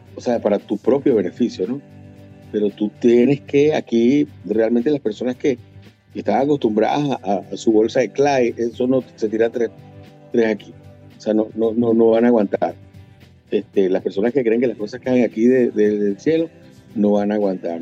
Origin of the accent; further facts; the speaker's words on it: Caracas, Capital District, Venezuela; moved away as an adult; also born or lived in Maracay; Yo nací en Caracas, en la, en la Candelaria